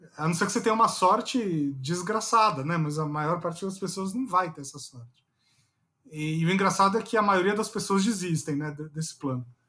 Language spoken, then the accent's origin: Portuguese; São Paulo, Brazil; moved away as an adult; now in Brasília, Brazil; eu sempre fui o paulistano babaca